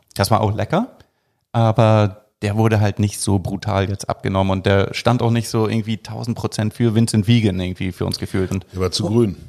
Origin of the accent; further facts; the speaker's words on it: Hamburg, Germany; als Hamburger